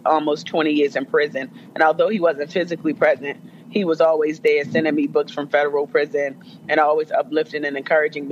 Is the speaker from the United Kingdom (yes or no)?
no; Jamaica; as a Jamaican